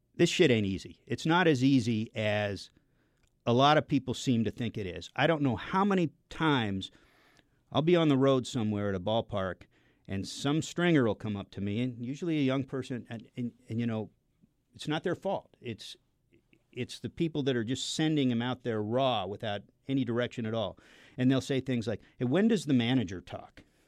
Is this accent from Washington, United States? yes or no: yes; Seattle, Washington, United States; I grew up in the Seattle area.